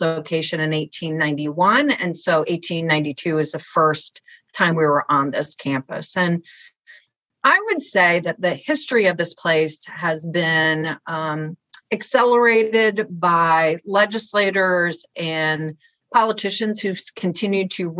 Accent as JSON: {"language": "English", "town": "Indianapolis", "region": "Indiana", "country": "United States", "tie": "born or raised there", "also_born_or_lived": "Wisconsin", "moved": "as an adult", "said": "This is where I grew up in Indianapolis"}